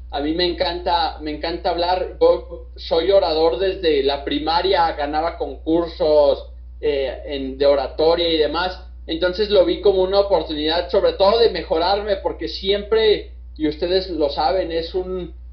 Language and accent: Spanish; Mexico; nosotros como, mexicanos somos un poco más resilientes